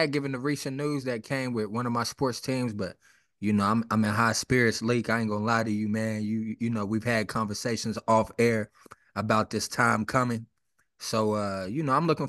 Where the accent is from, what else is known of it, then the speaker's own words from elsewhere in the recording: West Virginia, United States; I'm from West Virginia